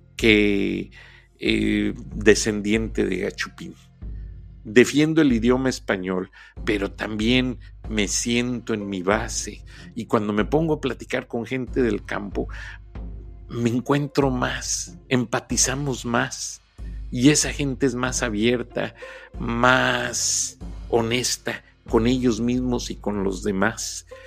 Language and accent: Spanish; Mexico; como muchos mexicanos. Somos mestizos